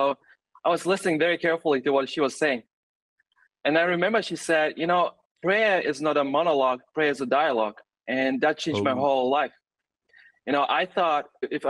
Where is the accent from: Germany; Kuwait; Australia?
Germany; moved away as an adult; also born or lived in Russia; now in Tanzania; I was born actually in Russia and grew up in Germany. So I consider myself more German than Russian.